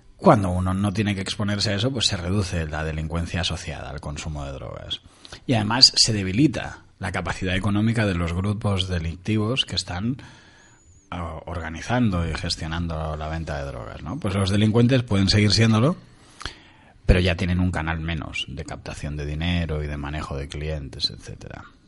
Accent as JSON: {"language": "Spanish", "region": "Montevideo", "country": "Uruguay", "tie": "born or raised there", "moved": "yes", "lives_now": "Spain", "said": "yo nací en Uruguay, en Montevideo, hace muchos años"}